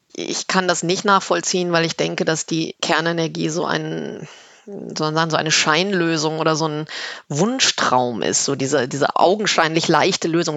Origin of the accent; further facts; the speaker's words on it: Rhineland, Germany; now in Berlin, Germany; als Rheinländerin